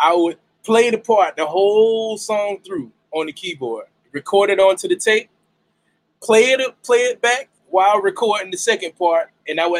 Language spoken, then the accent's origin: English; Jacksonville, Florida, United States; I'm from Jacksonville, Duval County